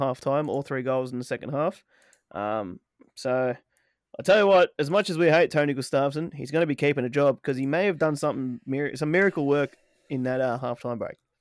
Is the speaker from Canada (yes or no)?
no; Australia; we are from Australia. The land down under